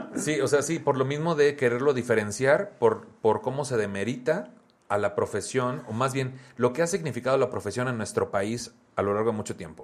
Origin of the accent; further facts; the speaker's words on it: Tamaulipas, Mexico; soy de Tamaulipas